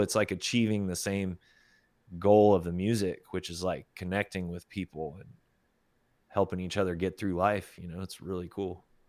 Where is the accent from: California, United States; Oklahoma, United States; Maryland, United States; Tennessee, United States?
Oklahoma, United States; also born or lived in Arkansas / Texas; now in Austin, United States; growing up in Oklahoma